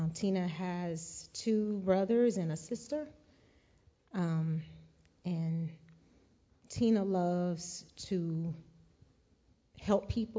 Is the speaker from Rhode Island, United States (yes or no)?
no; Norfolk, Virginia, United States; moved away as an adult; now in Rock Hill, United States; I am from Norfolk, Virginia